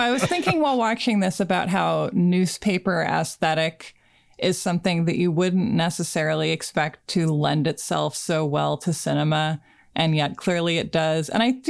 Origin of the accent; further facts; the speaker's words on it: Oregon, United States; as a kid growing up in Oregon